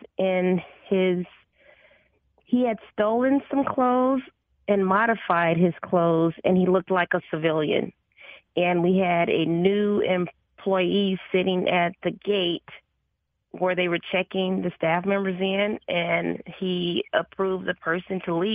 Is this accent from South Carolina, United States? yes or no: no; Chicago, Illinois, United States; moved away as an adult; now in North Texas, United States; I was born and raised in Chicago